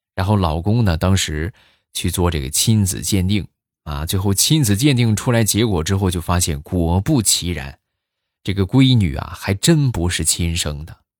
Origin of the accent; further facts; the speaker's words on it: Shandong, China; 我也是山东的，对你有一种老乡的亲切感。